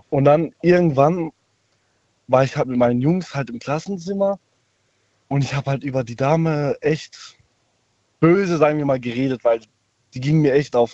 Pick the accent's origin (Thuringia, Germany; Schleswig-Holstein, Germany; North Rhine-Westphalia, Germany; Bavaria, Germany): Bavaria, Germany; Munich; Äh, ich ähm, aus Bayern.